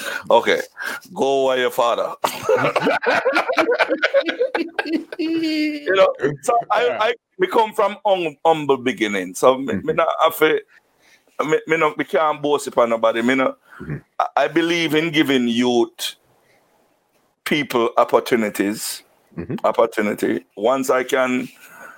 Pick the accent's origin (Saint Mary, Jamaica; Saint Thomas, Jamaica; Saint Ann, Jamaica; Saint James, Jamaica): Saint Mary, Jamaica; born or raised there; also born or lived in Kingston, Jamaica